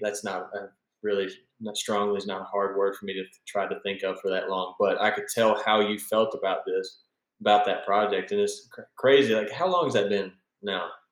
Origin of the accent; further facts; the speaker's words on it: Central Mississippi, United States; I was born and raised in Central Mississippi